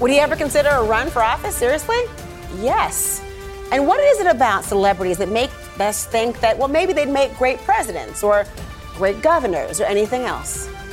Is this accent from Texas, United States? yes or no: no; Minnesota, United States; I'm from Minnesota.